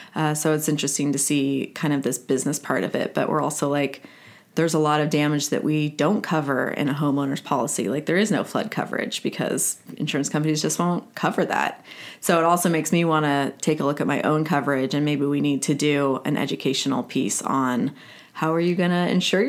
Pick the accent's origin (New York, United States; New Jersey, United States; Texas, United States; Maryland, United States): Texas, United States; San Antonio; also born or lived in Houston; I was born in Houston. I don't have a lot of ties there, but my dad went to school there, and then we went to San Antonio. So that's my birthplace.